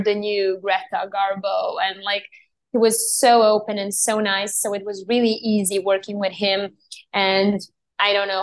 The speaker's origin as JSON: {"language": "English", "country": "Serbia", "tie": "born or raised there", "said": "I was born and raised in Serbia"}